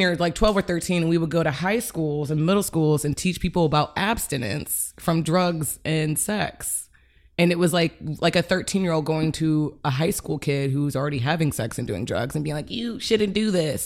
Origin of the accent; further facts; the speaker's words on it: Cleveland, Ohio, United States; moved away as an adult; also born or lived in Chicago; I grew up in Cleveland until college